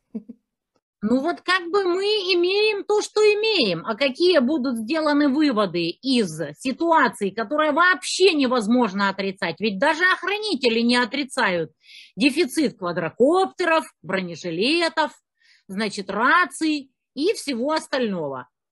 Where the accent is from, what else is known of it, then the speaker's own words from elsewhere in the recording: Kerch, Crimea, Ukraine; moved away; also born or lived in Kyiv; я из Керчи